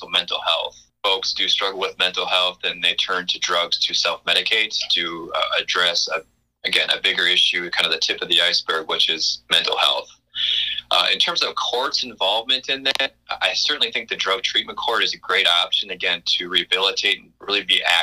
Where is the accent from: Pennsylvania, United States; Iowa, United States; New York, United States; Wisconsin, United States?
Wisconsin, United States; Clark County; I'm born and raised in Clark County